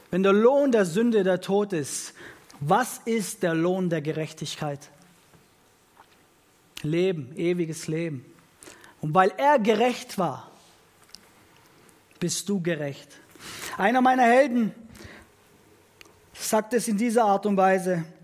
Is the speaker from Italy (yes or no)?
yes; Italy; Ich bin in ein italienisches Elternhaus aufgewachsen, selbst bin Italiener